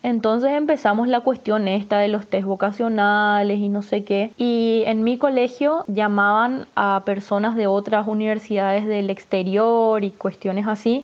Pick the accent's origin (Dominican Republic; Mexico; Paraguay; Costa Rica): Paraguay; Asunción; moved away as an adult; now in Buenos Aires, Argentina; nací en Asunción, Paraguay y actualmente Estoy viviendo en Buenos Aires, Argentina. Estoy acá hace dos años y medio